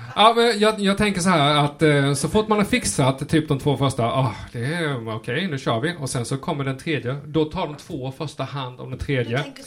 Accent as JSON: {"language": "Swedish", "town": "Rottne", "region": "Kronoberg County", "country": "Sweden", "said": "Som smålänning i Rottne."}